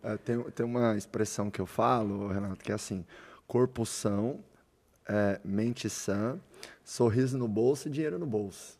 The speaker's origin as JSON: {"language": "Portuguese", "town": "Doverlândia", "region": "Goiás", "country": "Brazil", "tie": "born or raised there", "said": "eu sou chucro, nasci lá em Doverlândia, no interior de Goiás"}